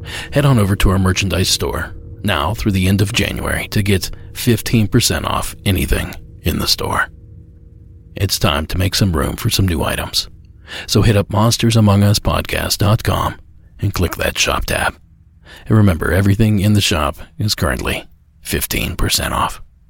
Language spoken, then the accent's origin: English; near Zanesville, Muskingum County, Ohio, United States; Zanesville, the town Lydia lives outside of, is not my hometown, but it was the closest big town to us growing up.